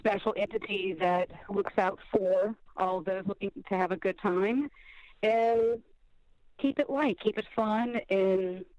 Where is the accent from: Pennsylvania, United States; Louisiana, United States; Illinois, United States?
Louisiana, United States; New Orleans; I'm born and raised in the French Quarter. And so New Orleans is pretty much in my blood